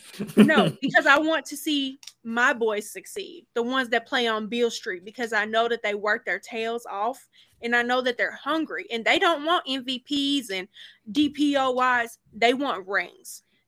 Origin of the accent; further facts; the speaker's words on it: New Orleans, Louisiana, United States; moved away; Y'all know that's my hometown